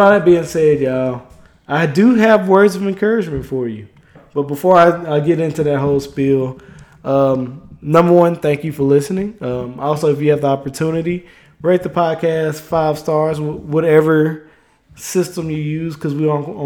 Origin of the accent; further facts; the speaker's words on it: Mississippi, United States; moved away; I am from Mississippi